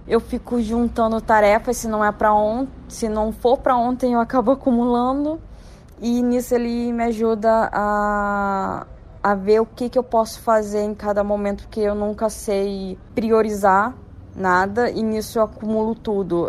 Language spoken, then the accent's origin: Portuguese; Rio de Janeiro, Brazil; sou da cidade do Rio de Janeiro